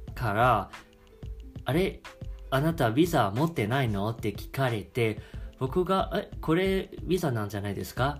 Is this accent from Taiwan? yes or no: yes; Taiwan; Japanese is a second language; moved away as an adult; also born or lived in Osaka; now in Japan; 日本語をしゃべる台湾男子